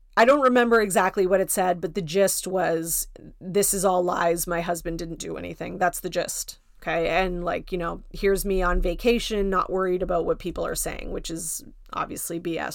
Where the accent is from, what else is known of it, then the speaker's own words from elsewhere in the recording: Canada; I'm Canadian, so my Thanksgiving is in October.